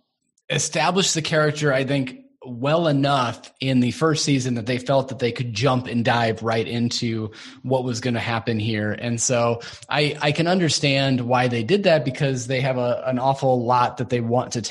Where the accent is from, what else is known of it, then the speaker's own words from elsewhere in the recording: United States; I am an American